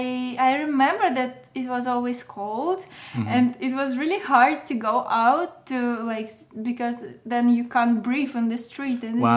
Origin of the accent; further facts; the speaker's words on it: Moscow, Russia; English is a second language; I can say that it's, Russia is really different.